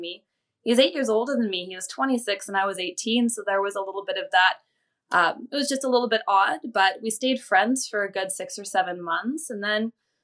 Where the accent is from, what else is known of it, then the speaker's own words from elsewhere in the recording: Alberta, Canada; now in British Columbia, Canada; where I lived and grew up in Alberta, everyone was very culturally, ethnically very similar